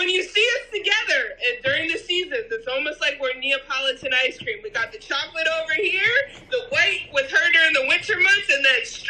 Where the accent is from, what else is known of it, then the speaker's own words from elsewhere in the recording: upstate New York, United States; moved away; also born or lived in Colorado; I was born in Colorado. And I was raised in New York. And when I say New York, I'm talking about trees and oxygen and, you know, good people. That's upstate New York. Now, I've never been to New York City.